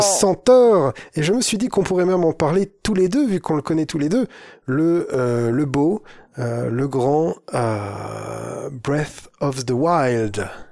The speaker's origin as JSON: {"language": "French", "area": "the North", "region": "northern France", "country": "France", "said": "Chez nous, dans le Nord"}